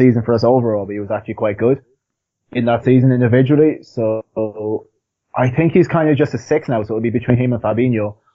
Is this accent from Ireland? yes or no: yes; Ireland; I'm Irish